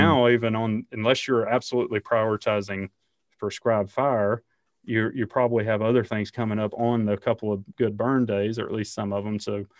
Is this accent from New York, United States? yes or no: no; Alabama, United States; I grew up in Alabama, and as you might imagine, the idea that we would burn on a college football Saturday is not real high